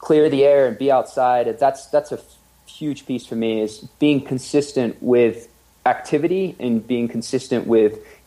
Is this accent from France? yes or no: yes; Nantes, Pays de la Loire, France; moved away as an adult; also born or lived in Oxford, England / Spain; now in Gold Hill, United States; I grew up in Nantes, which is on the West Coast.